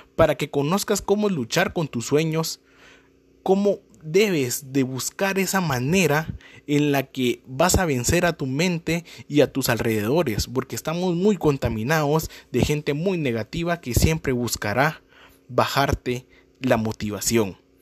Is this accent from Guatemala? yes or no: yes; Guatemala; soy de Guatemala